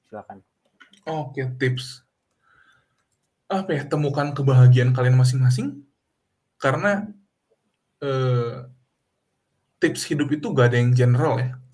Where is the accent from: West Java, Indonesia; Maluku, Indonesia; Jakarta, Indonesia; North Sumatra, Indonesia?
West Java, Indonesia; now in Netherlands; Jadi kalau di Indonesia mah saya orang Sunda, saya bisa bahasa Indonesia, saya bisa bahasa Sunda gitu.